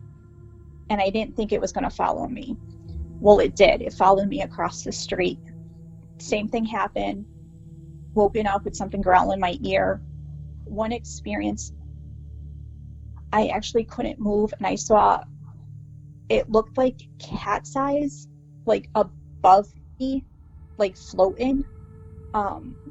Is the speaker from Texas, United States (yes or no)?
no; Meriden, Connecticut, United States; I'm from Meriden, Connecticut